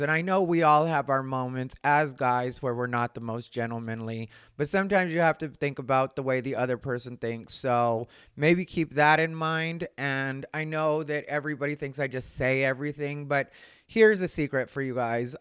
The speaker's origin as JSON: {"language": "English", "country": "Mexico", "said": "as a Mexican"}